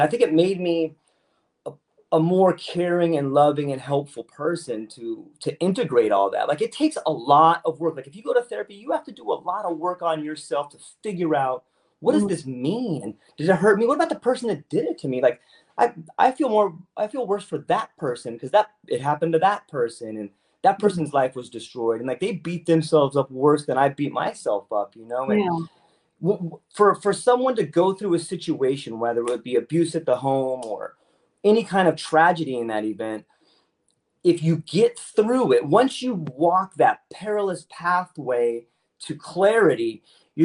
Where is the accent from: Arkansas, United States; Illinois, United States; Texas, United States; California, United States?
California, United States; San Diego; moved away as an adult; now in Oahu, United States; I'm originally from San Diego, so I spent a lot of time in California.